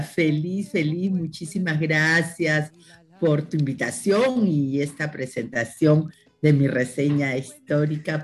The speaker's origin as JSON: {"language": "Spanish", "country": "Peru", "moved": "yes", "lives_now": "France", "said": "soy peruana"}